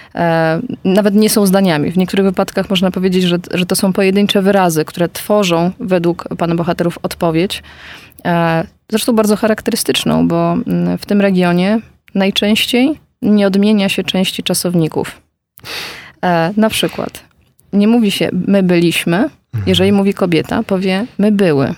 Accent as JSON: {"language": "Polish", "area": "near Bełżec", "region": "Lublin Voivodeship", "country": "Poland", "tie": "born or raised there", "said": "urodziłam się i wychowałam bardzo niedaleko tego miejsca"}